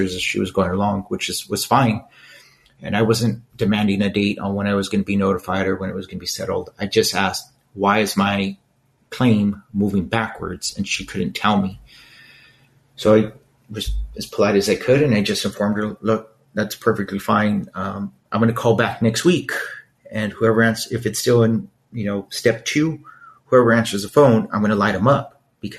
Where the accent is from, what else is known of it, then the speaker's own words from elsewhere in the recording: Los Angeles, California, United States; growing up in East LA, there were really no role models